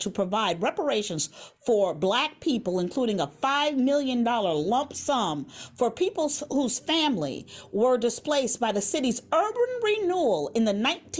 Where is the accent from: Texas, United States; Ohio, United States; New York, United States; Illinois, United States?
Illinois, United States; Chicago; where are you from, …? I go from the West Side